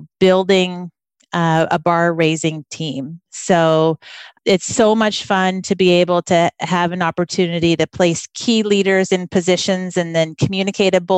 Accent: Vancouver, Washington, United States; moved away as an adult; also born or lived in West Africa; growing up in Vancouver

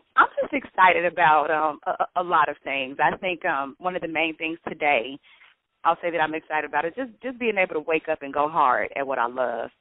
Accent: Chicago, Illinois, United States; I'm from Chicago

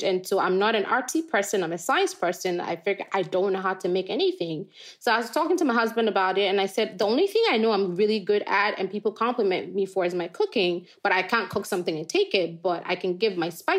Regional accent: Ghana; moved away as an adult; now in United States; I grew up in Ghana to a dad who's a farmer.

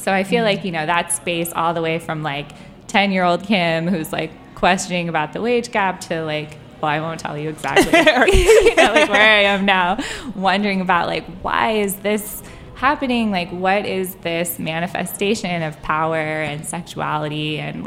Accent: California, United States; now in Washington, D.C., United States; I grew up in California, really liberal family, really liberal area.

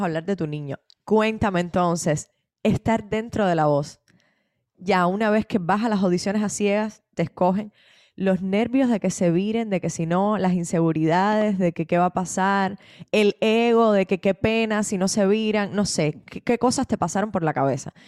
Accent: Cuba; cómo somos los cubanos

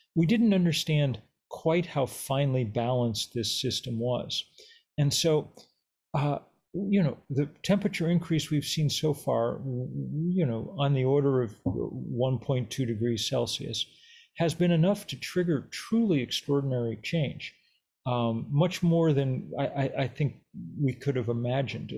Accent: Lexington, Massachusetts, United States; I grew up in Lexington, Massachusetts

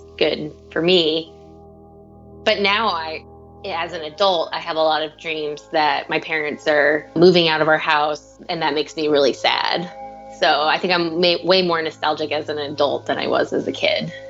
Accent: Barnstead, New Hampshire, United States; We grew up with the same 60 kids in the same classroom for, you know, kindergarten to eighth grade

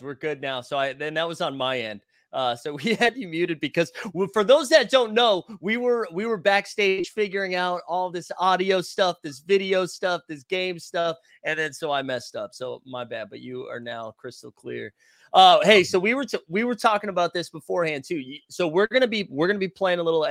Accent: Massachusetts, United States; now in New York, United States; I'm originally from Massachusetts. I live in New York.

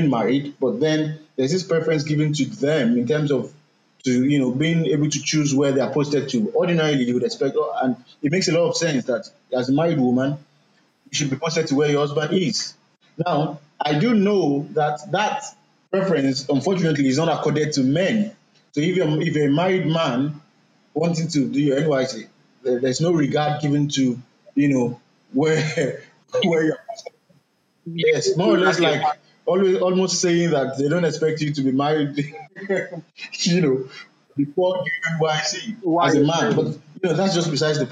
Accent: Nigeria

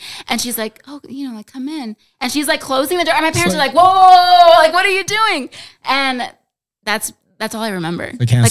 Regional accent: San Jose, California, United States; So I'm from San Jose, California. And that's where I was at. I was maybe like 8 or something.

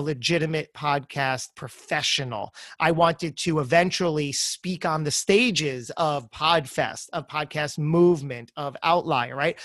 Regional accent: New Jersey, United States; I'm from Jersey

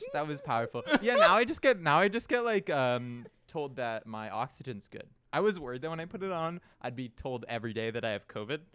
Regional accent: Canada; I'm Canadian

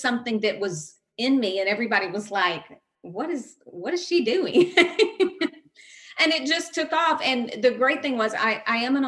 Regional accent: Gallatin, Tennessee, United States; I am from Gallatin, Tennessee. I lived in a lot of little towns in Tennessee

